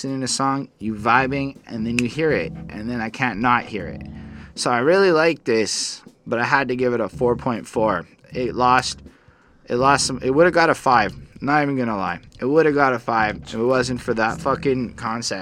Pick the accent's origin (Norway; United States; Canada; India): Canada; I'm a Canadian liberal. In my 30s, I'm still a Canadian liberal